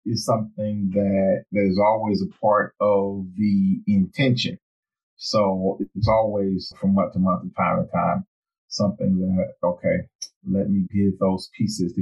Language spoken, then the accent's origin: English; the South, United States; where we come from and being from the South